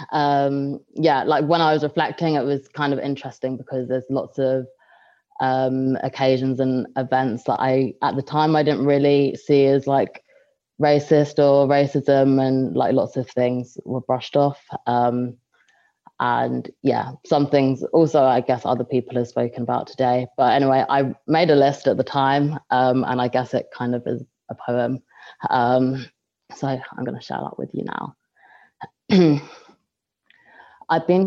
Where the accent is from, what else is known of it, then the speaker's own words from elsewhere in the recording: London, United Kingdom; Um, hi everyone … Um, I'm from London and I study um, here in Bath um, at Bath University.